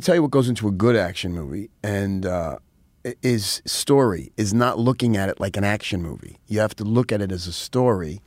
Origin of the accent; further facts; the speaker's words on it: New York City, New York, United States; also born or lived in Rockland County, New York / Nyack, New York; I grew up in New York. I was, uh, I was, I was in the Bronx till I was about fifteen